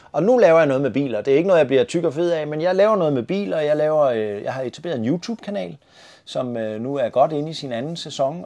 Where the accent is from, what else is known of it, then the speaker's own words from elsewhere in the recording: Svendborg, Southern Denmark, Denmark; moved away; also born or lived in North Zealand; den 11. januar i 1965 på Svendborg sygehus